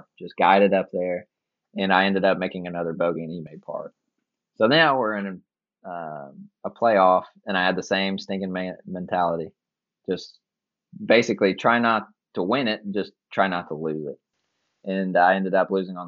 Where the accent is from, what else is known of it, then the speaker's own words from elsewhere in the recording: Lexington, Kentucky, United States; growing up in Lexington